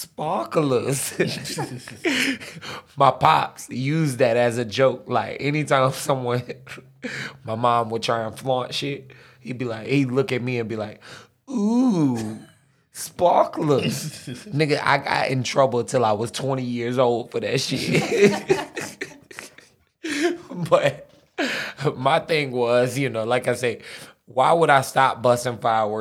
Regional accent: United States; I'm American, bro. Gotta have a glizzy.

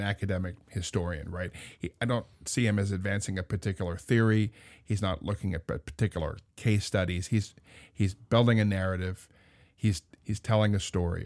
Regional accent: Indiana, United States; being a little kid, growing up in Indiana

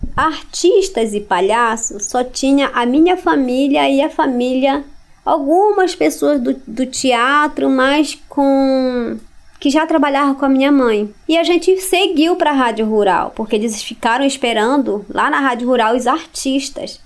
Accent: Santarém, Pará, Brazil; also born or lived in Altamira; A gente parou aqui em Santarém quando eu tinha mais ou menos 6

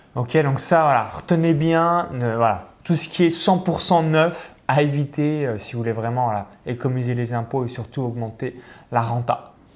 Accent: Chalon-sur-Saône, Bourgogne-Franche-Comté, France; je suis à, Chalon-sur-Saône, donc si vous regardez cette vidéo, je suis natif de Chalon-sur-Saône

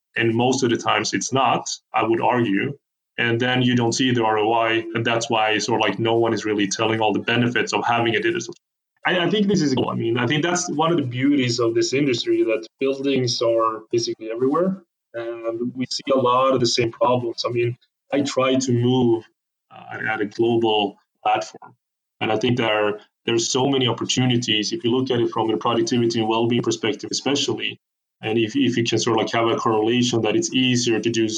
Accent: Sweden; So I'm from Sweden, I live in Sweden

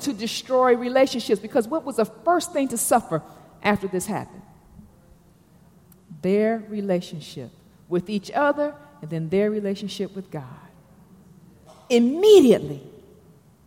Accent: Detroit, Michigan, United States; now in Atlanta, United States; I'm from Detroit

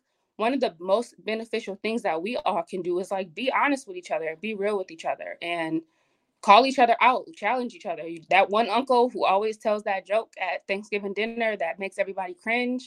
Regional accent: Buffalo, New York, United States; I'm from Buffalo

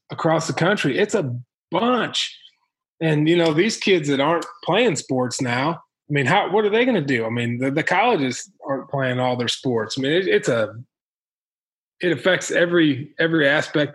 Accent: Illinois, United States; now in Missouri, United States; Where I grew up in Illinois

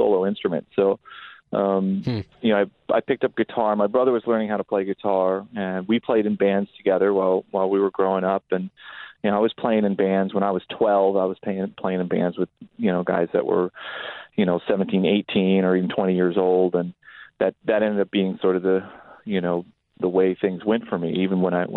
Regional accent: Palo Alto, California, United States; I grew up in Northern California, what was just a sleepy little town called Palo Alto

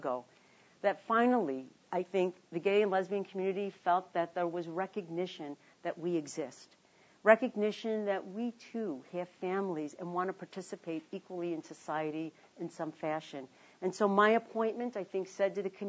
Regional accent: Chicago, Illinois, United States; moved away; also born or lived in Washington; I was born in Chicago, on the south side of Chicago, in a working-class neighborhood named Bridgeport

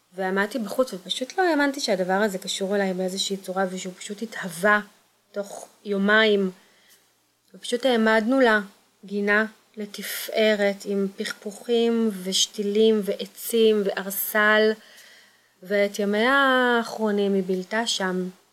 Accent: Kfar Saba, Central District, Israel; also born or lived in Kokhav Yair / Tel Aviv / Givat Ada; now in Pardes Hanna, Israel; גדלתי בכפר סבא ובכוכב יאיר

